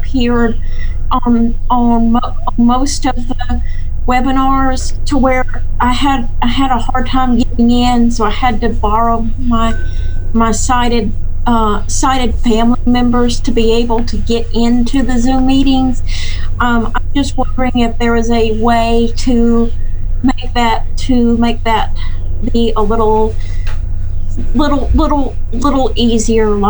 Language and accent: English; Athens, Georgia, United States; I'm from Athens, Georgia